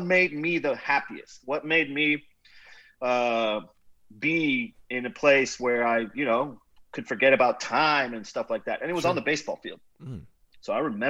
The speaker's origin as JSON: {"language": "English", "country": "Nicaragua", "tie": "born or raised there", "moved": "as an adult", "lives_now": "Houston, United States", "said": "I'm originally from Nicaragua, grew up, went to high school there, played baseball, soccer"}